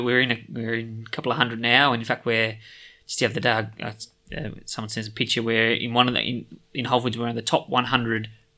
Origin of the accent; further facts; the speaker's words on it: Australia; We're from Australia.